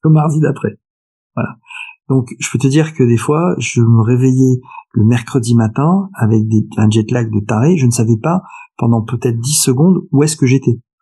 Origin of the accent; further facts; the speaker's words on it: France; also born or lived in Paris / Nice; je suis français profondément attaché à mon pays